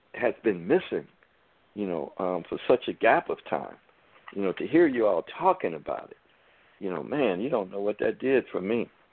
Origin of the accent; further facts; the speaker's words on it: United States; I'm an American, born here